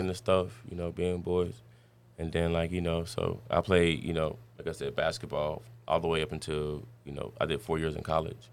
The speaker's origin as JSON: {"language": "English", "town": "Dayton", "region": "Ohio", "country": "United States", "tie": "born or raised there", "also_born_or_lived": "Virginia", "moved": "as an adult", "said": "I'm from Dayton, Ohio"}